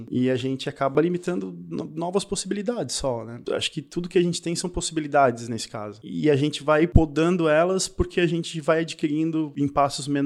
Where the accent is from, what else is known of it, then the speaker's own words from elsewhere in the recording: Paraná, Brazil; now in Santa Catarina, Brazil; Eu, quando vim do Paraná pra cá, no Paraná a gente falava você.